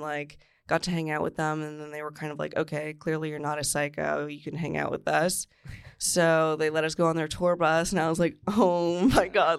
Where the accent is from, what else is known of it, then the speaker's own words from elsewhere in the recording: Newmarket, Ontario, Canada; Newmarket, Ontario